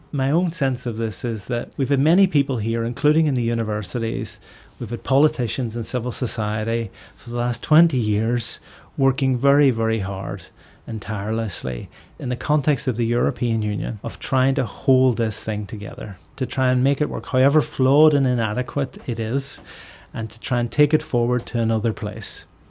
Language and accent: English; Derry, Northern Ireland, United Kingdom; now in Belfast, United Kingdom; I live in Belfast, but I'm from Derry in the Northwest. When I was growing up, without giving away my age here, in the seventies and eighties, we could see the border